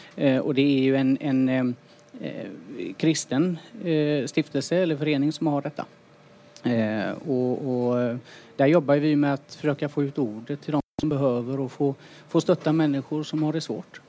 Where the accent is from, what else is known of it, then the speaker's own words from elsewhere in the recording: Västra Götaland, Sweden; Jag kommer från Åsarpsbygden